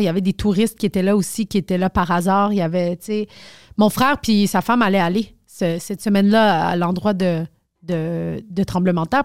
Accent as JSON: {"language": "French", "region": "Quebec", "country": "Canada", "tie": "born or raised there", "said": "je suis née au Québec genre je suis juste pas bonne en français"}